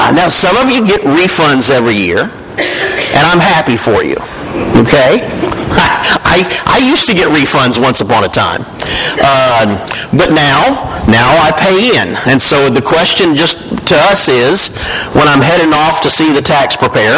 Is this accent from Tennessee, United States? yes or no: yes; Winchester, Tennessee, United States; I grew up in Winchester, Tennessee